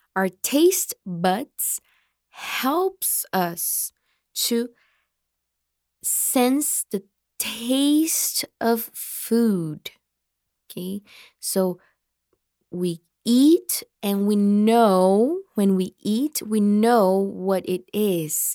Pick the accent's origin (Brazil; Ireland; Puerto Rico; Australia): Brazil; Marília, São Paulo; I was born in Marília. I was raised. I grew up in Marília. Okay? So Marília is my hometown